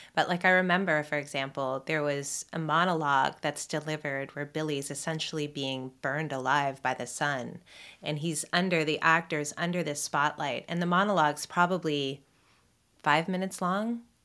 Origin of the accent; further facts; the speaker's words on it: Toronto, Ontario, Canada; I was raised here in Toronto by my mom mostly